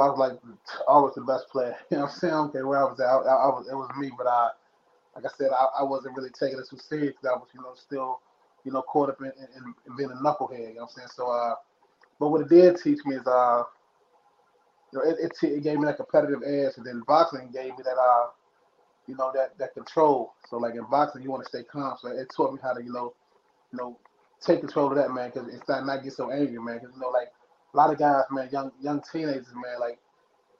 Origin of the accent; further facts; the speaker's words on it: Lynchburg, Virginia, United States; also born or lived in San Diego, California / El Cajon, California; now in Clifton Forge, United States; that's where I'm at now, but I'm originally from Lynchburg. So I bounced between, you know, Virginia and California. I used to live in San Diego, El Cajon